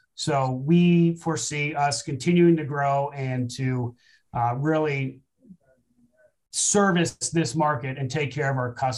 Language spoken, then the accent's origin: English; Japan; Because I grew up in Japan on a military base, so I had that history with the military and the government.